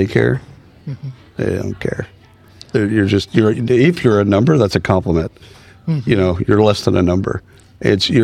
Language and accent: English; Texas, United States; I'm a Texan